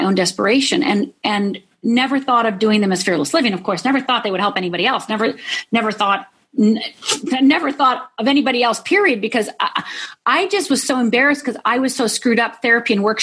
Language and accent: English; Midwest, United States; I grew up in the Midwest. I'm Finnish heritage